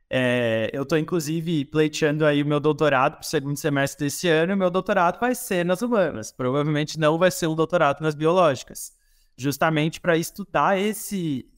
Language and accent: Portuguese; interior of Santa Catarina, Brazil; now in Florianópolis, Brazil; sou do interior de Santa Catarina, mas hoje tenho a minha sede mais fixa, que não é propriamente fixa, é Florianópolis